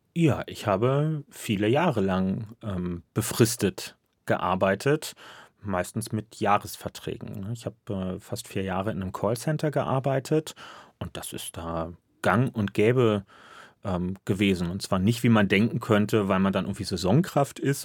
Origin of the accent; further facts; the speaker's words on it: Berlin, Germany; ich bin Berliner.